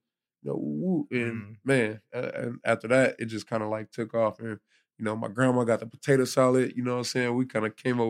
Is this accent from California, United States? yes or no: yes; Oakland, California, United States; also born or lived in Bay Area; now in Stockton, United States; I'm from Oakland. Oakland. Yeah, I'm from East